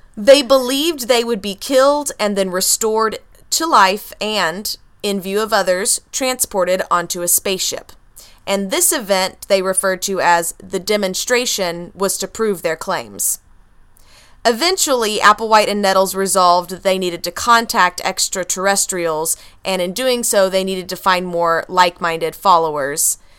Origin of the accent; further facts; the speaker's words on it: Texas, United States; I'm a Texan